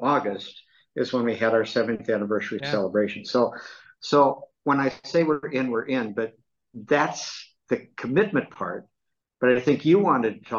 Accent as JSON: {"language": "English", "town": "Dubuque", "region": "Iowa", "country": "United States", "tie": "born or raised there", "said": "I was raised in Dubuque, Iowa"}